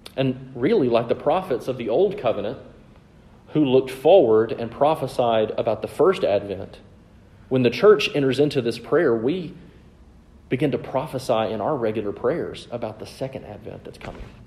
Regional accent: the South, United States; I'm from the South

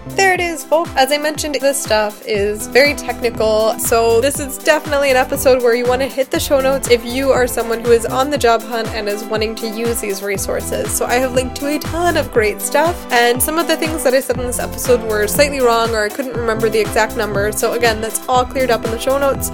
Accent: United States; moved away as an adult; now in Germany; I as an American

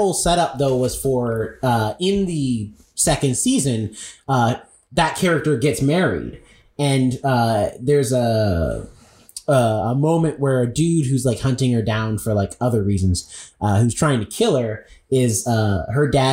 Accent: South Carolina, United States; I grew up in South Carolina.

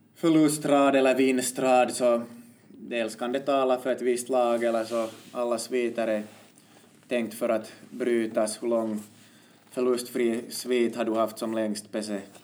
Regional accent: Finland; vi är ju finländare

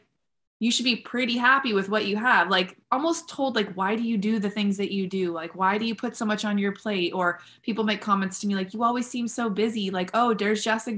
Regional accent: San Diego, California, United States; I was born in San Diego

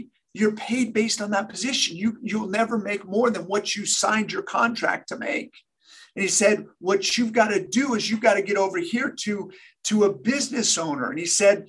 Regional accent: Sacramento, California, United States; I trained with the best players in the major leagues from my hometown in Sacramento

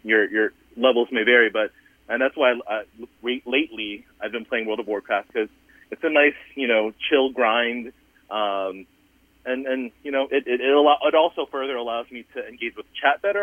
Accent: Southern Virginia, United States; I'm a first generation Asian American immigrant um, and, you know, I grew up in Southern Virginia

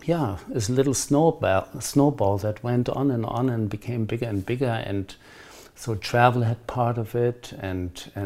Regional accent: Germany; moved away as an adult; also born or lived in Pacific Northwest, United States / Bahia, Brazil; now in Cape Town, South Africa; I grew up in Germany

